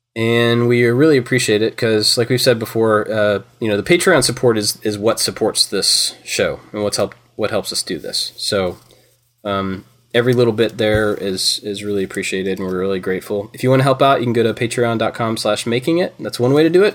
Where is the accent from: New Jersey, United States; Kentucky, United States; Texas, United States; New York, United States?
Kentucky, United States; now in Georgia, United States; I grew up in Kentucky